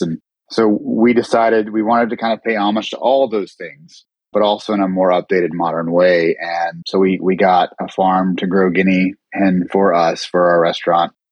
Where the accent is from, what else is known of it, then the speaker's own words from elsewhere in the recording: Charlotte, North Carolina, United States; I was born and raised in Charlotte